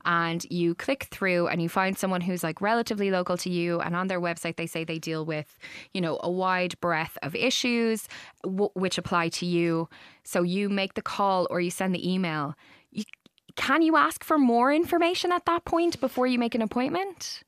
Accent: Ireland; as Irish people

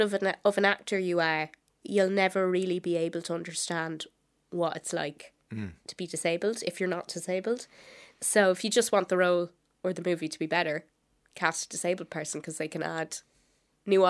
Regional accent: Wexford, Leinster, Ireland; I am from Wexford

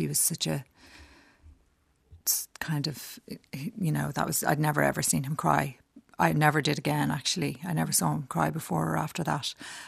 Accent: Dublin, Leinster, Ireland; moved away as an adult; also born or lived in New York / Westmeath; I grew up in Dublin. I was born here and I grew up in the Chester Beatty Library in Shrewsbury Road. First, we were in Blackrock and then we moved to the Chester Beatty when I was about seven, I think.

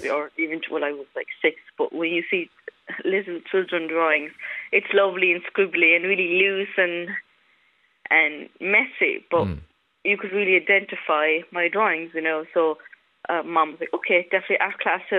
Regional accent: Cork, Munster, Ireland; also born or lived in Romania; I'll always be Cork

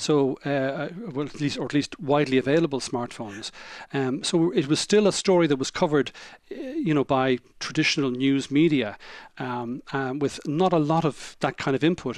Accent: Ireland; as an Irish citizen, what this would mean for, from, for me, for my, for my family, for my children growing up in, uh, in this, uh, changed, uh, Ireland, and how much better it would be, hopefully, than the Ireland that we'd grown up

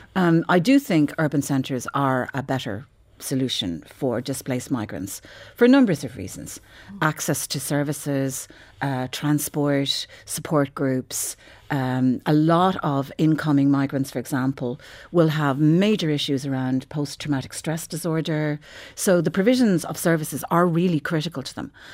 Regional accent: Ireland; for most people who regard themselves as Irish, we all kinda grew up, whether we were Catholics or whether we weren't, with the influence of the Catholic Church

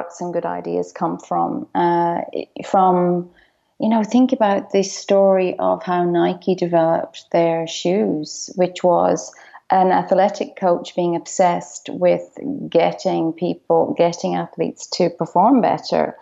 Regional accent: Dublin, Leinster, Ireland; now in Melbourne, Australia; When I was growing up in Dublin

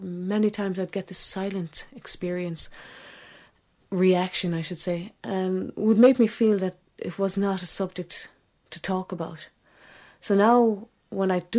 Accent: Ireland; also born or lived in England; I was born in England, and a few months after I was born, she came to Ireland

